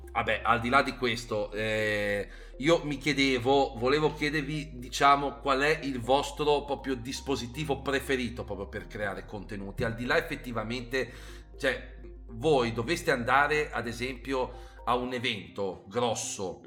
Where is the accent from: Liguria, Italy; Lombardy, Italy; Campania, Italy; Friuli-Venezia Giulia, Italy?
Liguria, Italy; Genoa; sono genovese